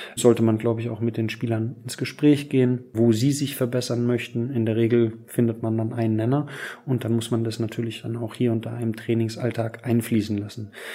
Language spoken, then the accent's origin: German; Aschaffenburg, Bavaria, Germany; now in Wolfsburg, Germany; nach Aschaffenburg, meine Heimatstadt